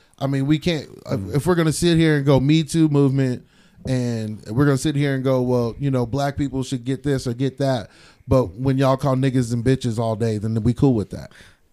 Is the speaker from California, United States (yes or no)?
yes; Stockton, California, United States; moved away; I'm from East Stockton